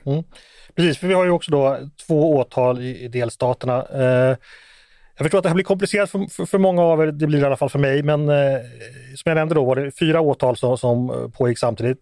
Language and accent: Swedish; Sweden